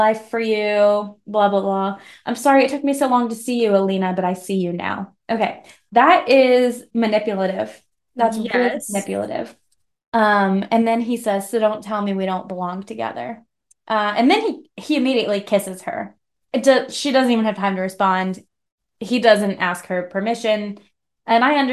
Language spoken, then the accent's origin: English; Missouri, United States; accent: hick; My hick accent